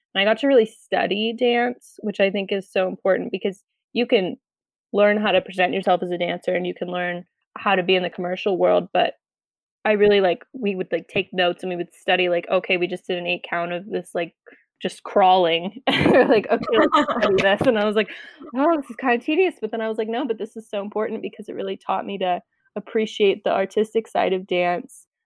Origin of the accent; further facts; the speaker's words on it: Acton, Massachusetts, United States; I'm from Acton, Massachusetts